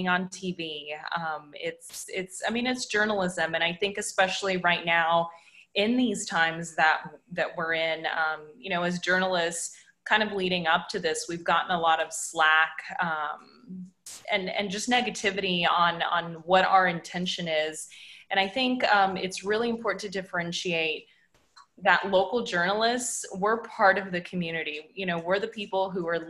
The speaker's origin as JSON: {"language": "English", "town": "Dallas", "region": "Texas", "country": "United States", "also_born_or_lived": "Oklahoma City / Waco", "lives_now": "Austin, United States", "said": "I am originally from Dallas, the Dallas area. I'm first generation"}